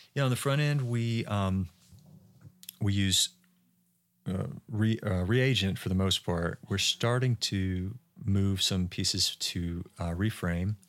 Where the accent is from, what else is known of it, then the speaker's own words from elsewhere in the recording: Georgia, United States; moved away; also born or lived in Utah; I'm from Georgia